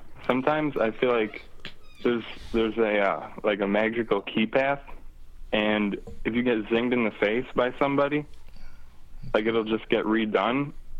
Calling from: Lancaster, New York, United States; from Lancaster, New York.

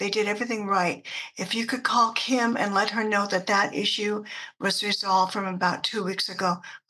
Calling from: Colorado, United States; I'm calling from Colorado.

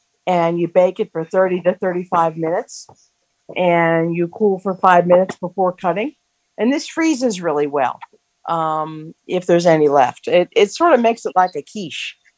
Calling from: Spring, Maryland, United States; from Spring, Maryland.

